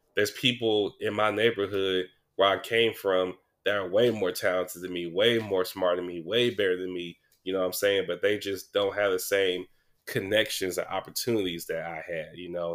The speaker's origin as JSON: {"language": "English", "town": "Sacramento", "region": "California", "country": "United States", "said": "I'm from Mac Row, I'm from South Sac"}